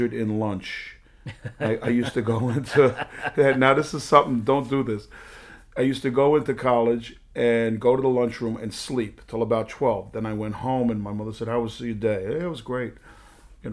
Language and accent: English; New York City, New York, United States; I was raised up in the Bronx